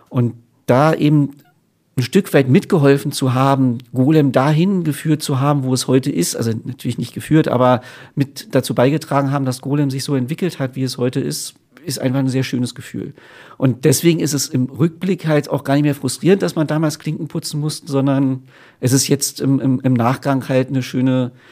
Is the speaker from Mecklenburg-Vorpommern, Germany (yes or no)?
no; Berlin, Germany; für mich war es eine Rückkehr nach Berlin. Und gerade als Berliner ist Hannover halt nicht ganz so toll, ehrlich gesagt.